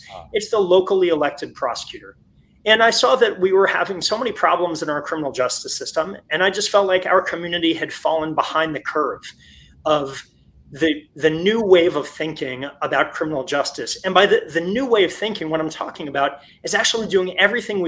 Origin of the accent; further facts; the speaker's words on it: Florida, United States; moved away as an adult; I was born and raised in Florida, and I ended up coming home to Florida about 10 years ago